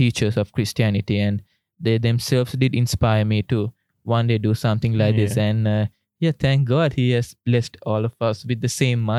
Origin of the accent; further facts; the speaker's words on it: Sri Lanka; now in Melbourne, Australia; I'm from Sri Lanka.